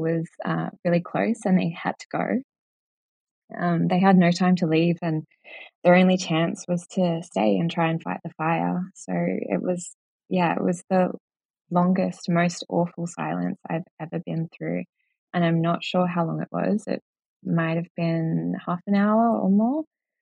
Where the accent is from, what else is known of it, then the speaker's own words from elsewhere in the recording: Jervis Bay, New South Wales, Australia; I grew up in Jervis Bay on the south coast of New South Wales